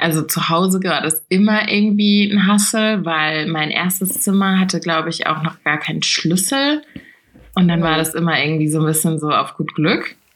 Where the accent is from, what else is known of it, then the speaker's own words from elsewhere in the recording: Rheingau, Hesse, Germany; bei uns im Rheingau